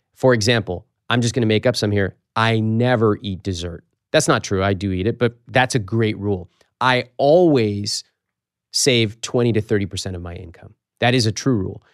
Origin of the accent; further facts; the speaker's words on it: United States; I was born in America